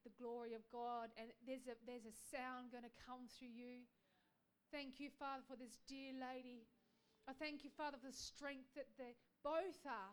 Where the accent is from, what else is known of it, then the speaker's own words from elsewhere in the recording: Australia; we as Aussies